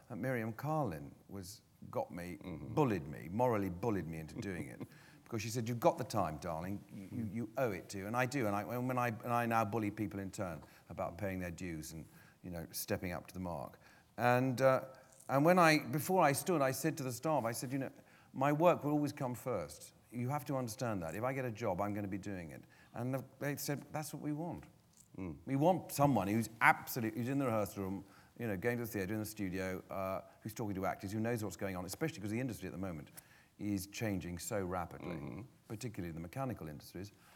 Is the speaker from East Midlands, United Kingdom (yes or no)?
no; London, United Kingdom; born and brought up in London